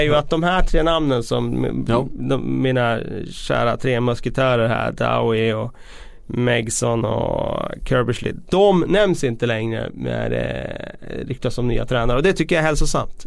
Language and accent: Swedish; Västerås, Västmanland, Sweden; vi är från Sverige men jag är från Västerås